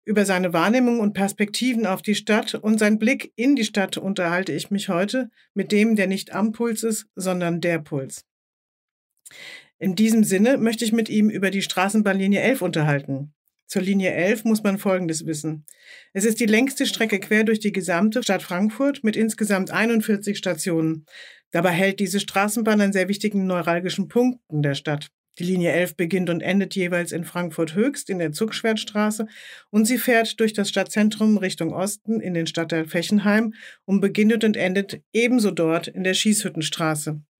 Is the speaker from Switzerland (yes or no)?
no; Tunisia; accent: Tunisian Arabic; Also ich spreche zum Beispiel nur tunesischen Dialekt.